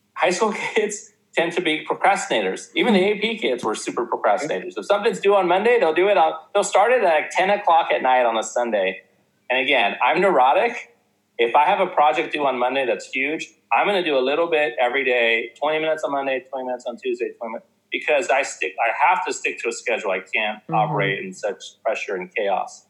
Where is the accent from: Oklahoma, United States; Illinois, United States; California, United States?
California, United States; South Orange County; I grew up in South Orange County